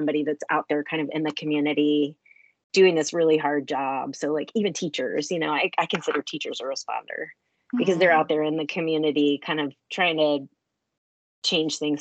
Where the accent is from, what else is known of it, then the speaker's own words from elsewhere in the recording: DC/Baltimore region, Maryland, United States; also born or lived in Colorado / Texas / New York City; I am originally from Maryland and grew up in the DC, Baltimore region